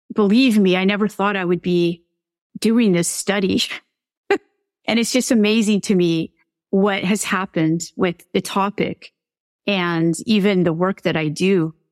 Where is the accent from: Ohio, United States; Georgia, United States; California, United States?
California, United States; I'm from California